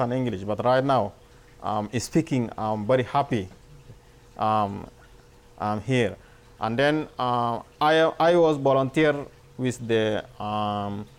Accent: Aljendea, Darfur, Sudan; English is a second language; moved away as an adult; also born or lived in Kenya; now in Tucson, United States; I am from Sudan, Darfur, Aljendea.

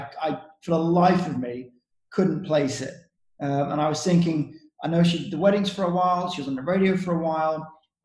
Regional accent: United Kingdom; moved away

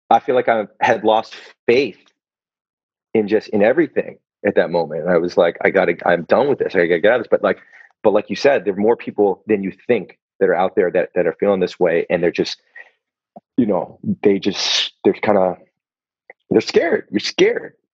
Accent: Philippines; like this because I'm a, I'm a Filipino.

